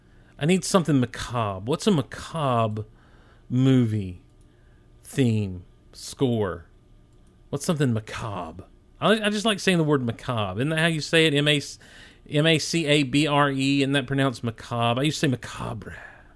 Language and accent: English; Madison, Georgia, United States; I grew up in Madison, Georgia. Shout out to Madison, Georgia.